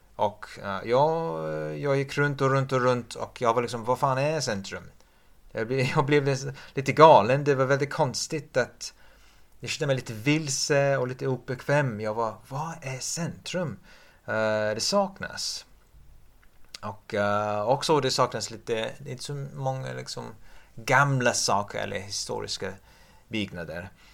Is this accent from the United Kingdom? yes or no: yes; England, United Kingdom; Swedish is a second language; moved away; jag är engelsman